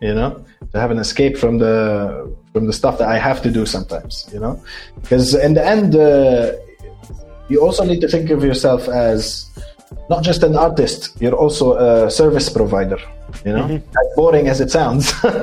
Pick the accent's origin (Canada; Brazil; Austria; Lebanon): Lebanon; moved away; my hometown in Lebanon